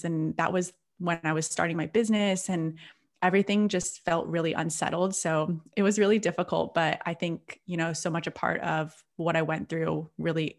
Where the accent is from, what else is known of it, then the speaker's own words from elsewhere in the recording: Seattle, Washington, United States; moved away as an adult; now in Byron Bay, Australia; I'm originally from Seattle, and I'm currently living just outside of Byron Bay in Australia